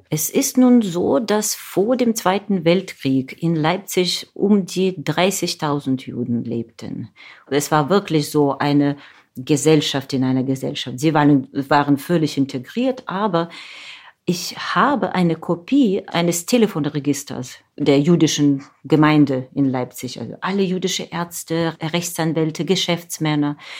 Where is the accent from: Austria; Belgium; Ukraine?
Ukraine; German is a second language; moved away; dort in meiner Heimat